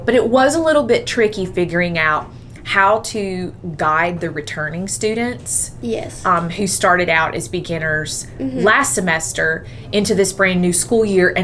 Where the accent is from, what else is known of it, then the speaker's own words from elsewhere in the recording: Central Georgia, United States; also born or lived in Nashville; I grew up in the Central Georgia area. I graduated from Dodge County High School in 2004